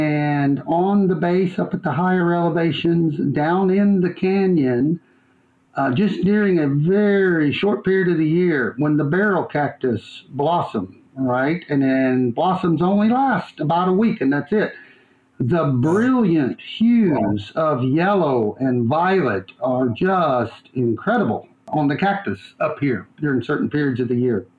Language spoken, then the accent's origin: English; China Lake, California, United States; And the local meteorologist in there found out I was from China Lake, and he got all excited